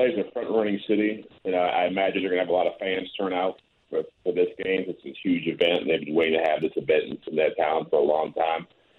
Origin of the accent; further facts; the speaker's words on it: Detroit, Michigan, United States; also born or lived in Ann Arbor; I'm from Detroit, Ann Arbor area.